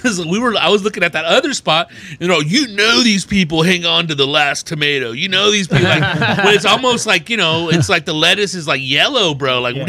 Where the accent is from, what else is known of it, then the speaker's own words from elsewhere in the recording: Riverside, California, United States; I'm from Riverside, California.